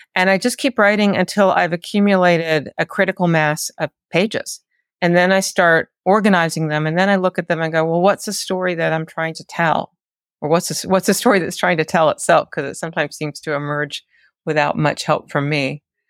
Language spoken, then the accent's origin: English; North Carolina, United States; which happens to be up in the mountains of North Carolina where I grew up. But I mean, I grew up in the Piedmont, North Carolina